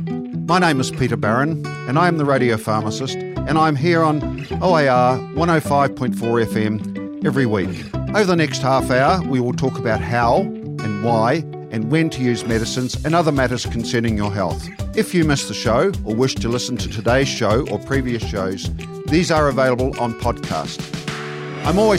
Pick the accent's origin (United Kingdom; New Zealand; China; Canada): New Zealand; Southland; now in Dunedin, New Zealand; growing up in Southland in the 50s and 60s and 70s